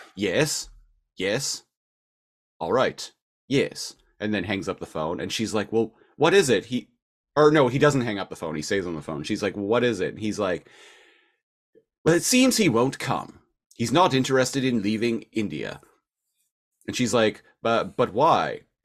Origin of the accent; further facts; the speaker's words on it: Nanaimo, British Columbia, Canada; moved away as an adult; I'm from Nanaimo, British Columbia.